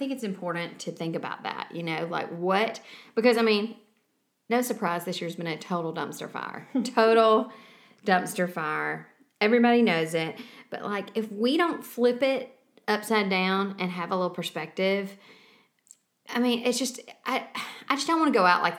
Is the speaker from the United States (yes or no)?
yes; Savannah area, Georgia, United States; born or raised there